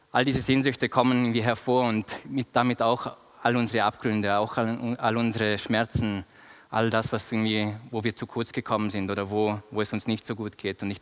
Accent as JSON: {"language": "German", "country": "Austria", "moved": "as an adult", "lives_now": "Bern, Switzerland", "said": "Ich bin vor vier Jahren aus Österreich nach Bern gekommen, um meine Doktorarbeit in Theologie zu schreiben."}